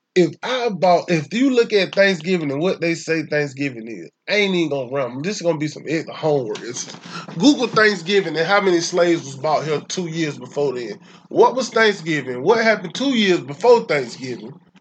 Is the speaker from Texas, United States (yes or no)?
no; Atlanta, Georgia, United States; I'm from or I was raised in Atlanta, Georgia.